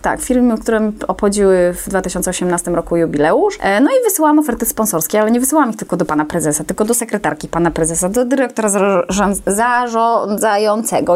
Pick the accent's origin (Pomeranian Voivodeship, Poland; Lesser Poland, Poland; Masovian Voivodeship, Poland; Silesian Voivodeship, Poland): Pomeranian Voivodeship, Poland; Gdynia; ja jestem rodowitą kaszubką